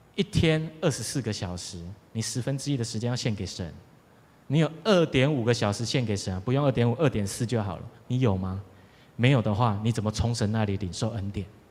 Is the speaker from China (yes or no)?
no; Taiwan; 我们台湾人